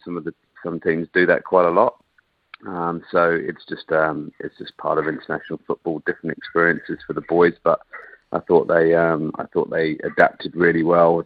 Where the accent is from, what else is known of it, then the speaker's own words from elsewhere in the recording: England, United Kingdom; accent: English; now in New Zealand; despite my still English accent, I'm very much a Kiwi. You know, um, I've been here in New Zealand longer than I lived in England